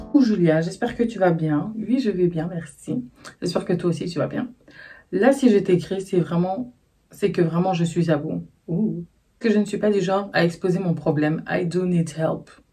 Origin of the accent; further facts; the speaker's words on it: Brussels, Brussels-Capital Region, Belgium; je suis née, j'ai grandi à Bruxelles